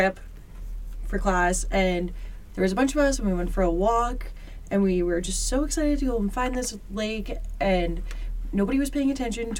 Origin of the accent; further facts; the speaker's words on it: St. Albert, Alberta, Canada; I grew up in St. Albert